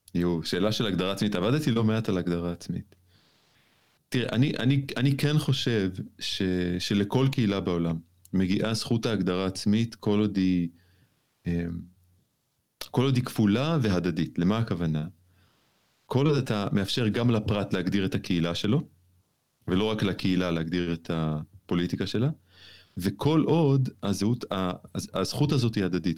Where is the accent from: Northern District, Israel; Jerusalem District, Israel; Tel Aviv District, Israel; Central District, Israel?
Jerusalem District, Israel; Jerusalem; בתור ירושלמי אני יודע על מה אני מדבר בהקשר הזה. אני כן. לא הייתי מי שאני היום אם לא הייתי ירושלמי